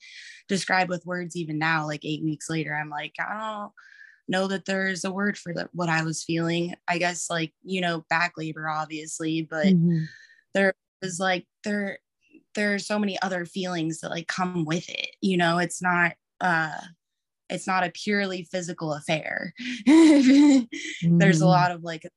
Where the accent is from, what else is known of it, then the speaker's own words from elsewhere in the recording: Texas, United States; moved away as an adult; also born or lived in Maui, Hawaii; now in Oregon, United States; I grew up in Texas, like hospital birth is what I knew